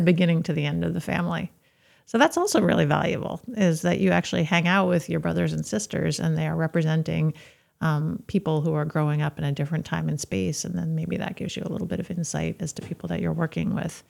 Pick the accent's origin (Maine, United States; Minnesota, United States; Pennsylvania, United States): Maine, United States; Yarmouth; growing up in in, a, in, the suburb of Portland that we grew up in Yarmouth.